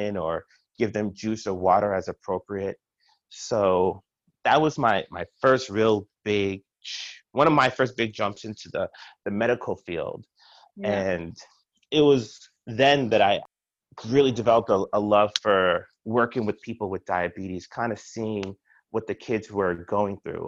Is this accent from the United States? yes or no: yes; New York City, New York, United States; moved away as an adult; also born or lived in Indiana / Pittsburgh / Chicago; now in Baltimore, United States; I'm originally from Brooklyn, New York